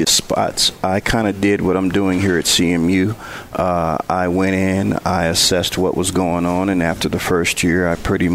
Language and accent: English; Benton Harbor, Michigan, United States; moved away; also born or lived in Prairie View, Texas; growing up in Benton Harbor